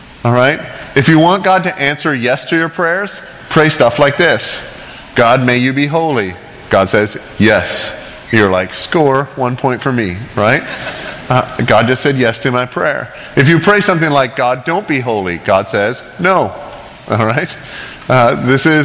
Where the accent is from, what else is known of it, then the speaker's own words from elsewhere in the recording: Canada; I grew up in Canada, a Christian country